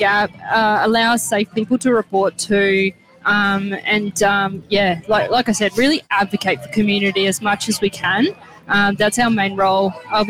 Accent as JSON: {"language": "English", "region": "South Australia", "country": "Australia", "moved": "yes", "lives_now": "Victoria, Australia", "said": "Yeah, so I moved from South Australia to Victoria, and I always knew I wanted to be a police officer."}